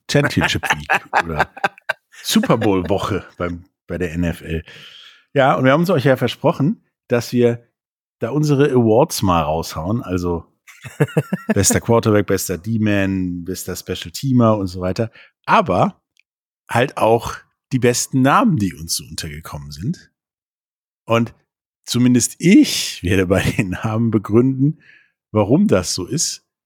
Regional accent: Rhineland, Germany; mir als Rheinländer

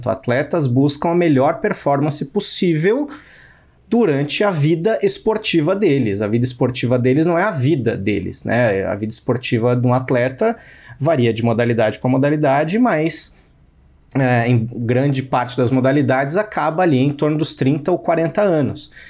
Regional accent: São Paulo, Brazil; eu falo mal de paulistano mesmo, sendo paulistano.

